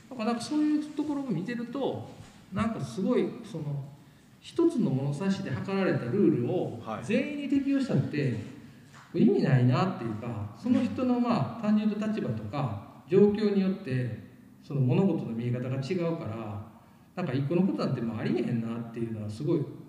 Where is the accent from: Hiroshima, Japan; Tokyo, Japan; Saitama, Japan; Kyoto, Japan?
Kyoto, Japan; moved away as an adult; also born or lived in New York; 僕はもともと、えっと、京都で生まれてでえっと二十歳二十歳かな20 1かなの年に1999年に、えっと、渡米したんですよ